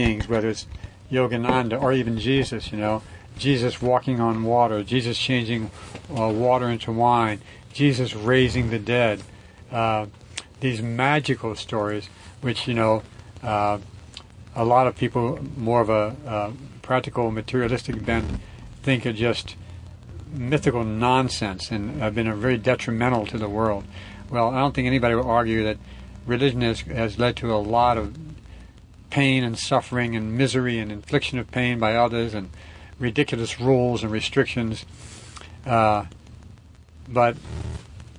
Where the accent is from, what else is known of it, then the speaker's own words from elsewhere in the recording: New Orleans, Louisiana, United States; growing up in New Orleans, in Roman Catholicism